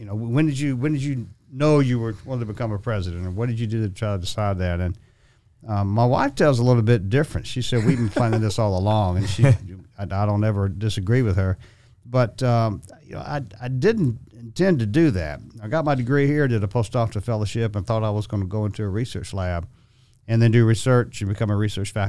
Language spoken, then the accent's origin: English; Augusta, Georgia, United States; and I was born and raised here in Augusta.